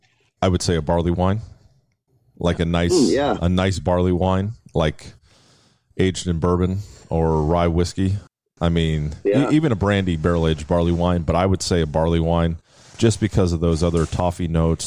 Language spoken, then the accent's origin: English; the South, United States; I'm from the South.